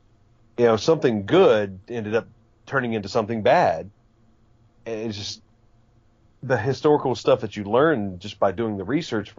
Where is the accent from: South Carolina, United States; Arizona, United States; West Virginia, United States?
West Virginia, United States; But growing up in Southern West Virginia, no one knew how to point me in the right direction.